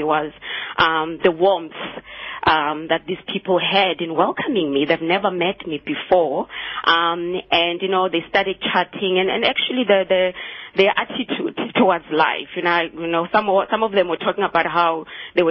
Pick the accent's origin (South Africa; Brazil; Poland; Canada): South Africa; Soweto, Gauteng; moved away as an adult; also born or lived in Cape Town; I grew up in Soweto, and I came to UCT actually in the 90s to study.